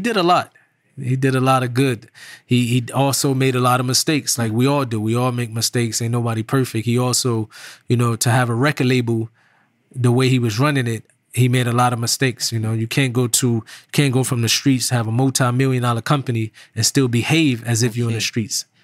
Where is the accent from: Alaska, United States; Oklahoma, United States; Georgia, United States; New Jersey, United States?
New Jersey, United States; Irvington; I was from New Jersey, but that particular time growing up, my neighborhood in Irvington